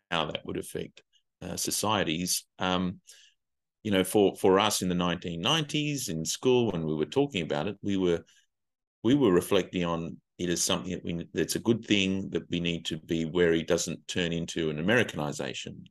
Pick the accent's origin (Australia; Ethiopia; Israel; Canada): Australia; moved away as an adult; also born or lived in Asia; as an Australian